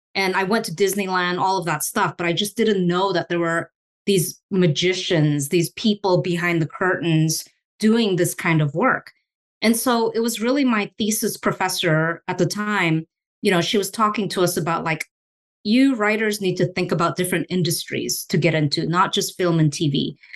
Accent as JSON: {"language": "English", "country": "Singapore", "tie": "born or raised there", "also_born_or_lived": "Indonesia", "moved": "as an adult", "lives_now": "United States", "said": "I was born in Indonesia and I grew up in Singapore."}